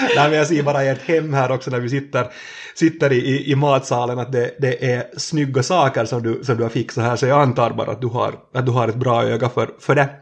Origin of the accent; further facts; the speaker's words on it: Närpes, Ostrobothnia, Finland; två kilometer från där vi sitter nu hos, hos Emma, så, så där har jag vuxit upp i, i växthus